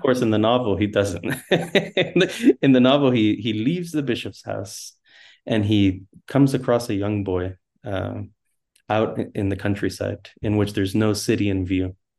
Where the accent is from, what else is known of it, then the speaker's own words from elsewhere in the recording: Miami, Florida, United States; moved away as an adult; also born or lived in Nebraska; Growing up in Miami